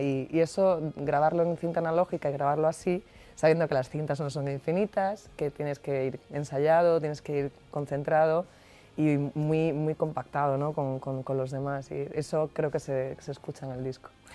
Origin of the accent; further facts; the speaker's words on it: Andalusia, Spain; ese brío que, que, es también muy característico de mi tierra, ¿no? De gente que canta copla, de gente que canta el rock andaluz